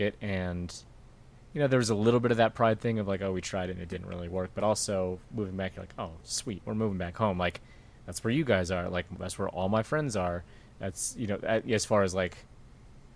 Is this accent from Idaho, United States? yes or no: no; Colorado, United States; also born or lived in Sacramento, California; originally from California, Sacramento. Lived there till I was 9. My dad got a job transfer and moved out here to Colorado.